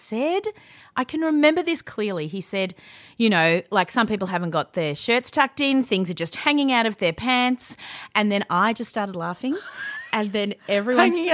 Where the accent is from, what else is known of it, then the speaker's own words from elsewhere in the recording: Yarra Valley, Victoria, Australia; I grew up in the Yarra Valley.